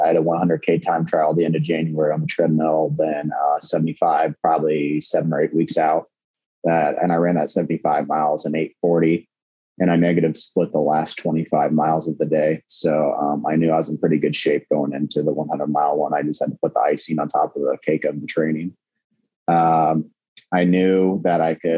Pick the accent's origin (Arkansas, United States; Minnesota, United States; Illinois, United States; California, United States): Illinois, United States; Manitou; now in Morton, United States; I'm from Manitou, Illinois. It's a very small farming community, about 1,000 people. Now I live in Morton, Illinois.